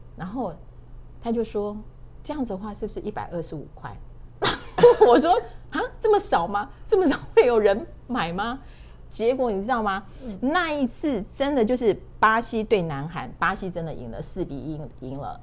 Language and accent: Chinese; Taiwan; 我们台湾人